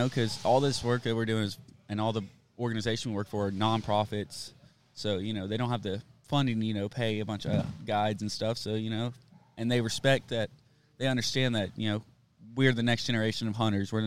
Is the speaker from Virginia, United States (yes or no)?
no; Austin, Texas, United States; I grew up in South Austin